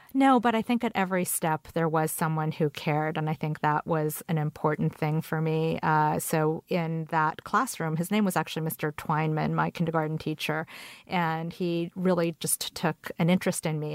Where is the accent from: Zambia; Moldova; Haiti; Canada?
Canada; English is a second language; also born or lived in Korea; now in United States; I moved to Canada when I was four with my parents